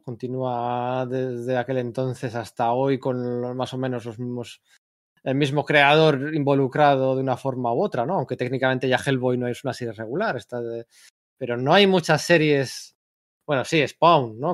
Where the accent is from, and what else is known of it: Bilbao, Basque Country, Spain